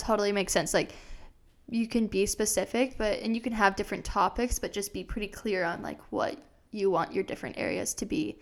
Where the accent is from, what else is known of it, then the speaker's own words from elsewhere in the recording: Des Moines, Iowa, United States; moved away as an adult; also born or lived in Arizona; I grew up in Iowa. I'm from Des Moines, Iowa, and then I moved to Arizona for college